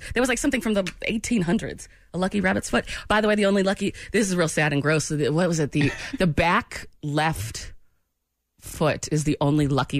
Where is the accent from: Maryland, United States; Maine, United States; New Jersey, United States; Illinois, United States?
Maine, United States; born or raised there; moved away